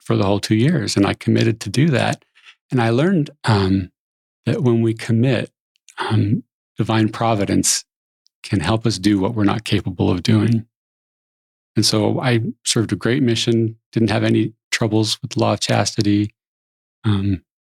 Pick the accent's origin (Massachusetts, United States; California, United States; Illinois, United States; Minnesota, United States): California, United States; San Jose; I grew up in San Jose, California, which I think is paradise